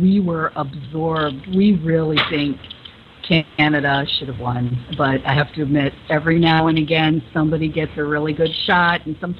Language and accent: English; Chicago, Illinois, United States; I'm from Chicago